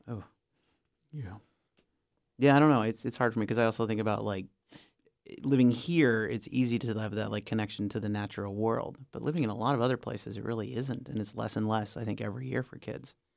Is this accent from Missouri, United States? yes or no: no; Minnesota, United States; moved away; also born or lived in Denali; when I was growing up in Minnesota, in the suburbs